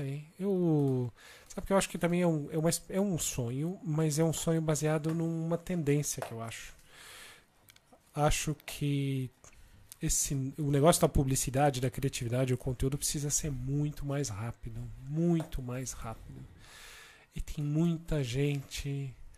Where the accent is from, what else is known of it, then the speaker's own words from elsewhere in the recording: Brazil; accent: Brazilian; moved away as an adult; now in Portugal; eu sou publicitário, criativo, brasileiro, como todo mundo já deve ter percebido pelo meu sotaque